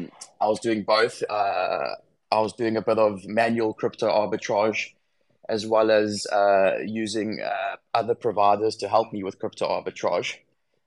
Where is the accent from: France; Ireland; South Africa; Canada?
South Africa; Johannesburg, Gauteng; now in Cape Town, South Africa; I'm from South Africa. I was born in Johannesburg and I'm currently living in Cape Town.